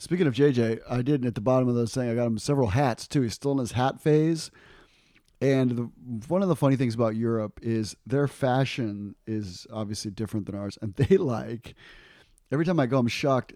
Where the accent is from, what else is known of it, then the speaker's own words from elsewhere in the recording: United States; I'm an American.